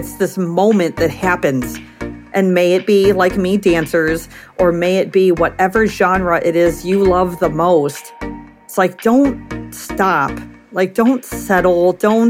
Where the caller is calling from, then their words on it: Crown Point, Indiana, United States; I'm in my studio here in Crown Point, Indiana, which is a part of Chicagoland.